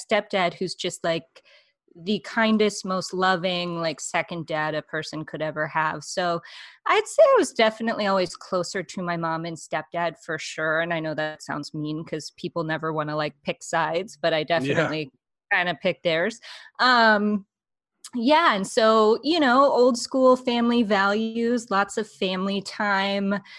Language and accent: English; Laramie, Wyoming, United States; I'm from Laramie, Wyoming. It's a small town.